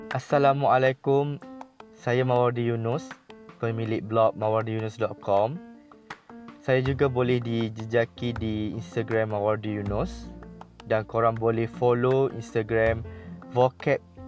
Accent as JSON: {"language": "Malay", "town": "Machang", "region": "Kelantan", "country": "Malaysia", "tie": "born or raised there", "said": "Tahun ni saya beraya di kampung saya di Macang, Kelantan bersama dengan mak saya."}